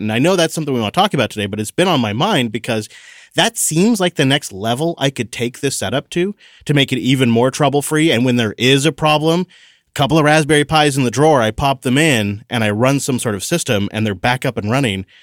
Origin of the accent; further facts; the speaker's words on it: Washington, United States; my home state